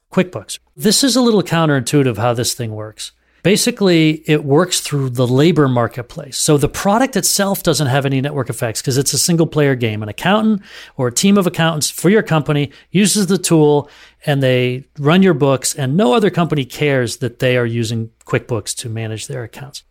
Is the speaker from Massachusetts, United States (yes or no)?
yes; Duxbury, Massachusetts, United States; also born or lived in southern New Hampshire; I grew up in the Boston area in southern New Hampshire in in Duxbury, Mass